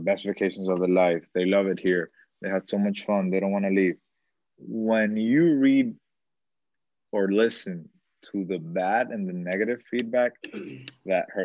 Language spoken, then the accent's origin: English; Dominican Republic; Dominicans, we're regateadores